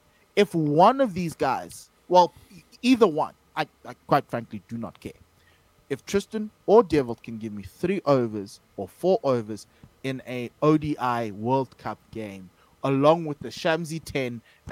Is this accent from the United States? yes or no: no; South Africa; as a South African fan, and all the South African fans are there, they're happy with the win.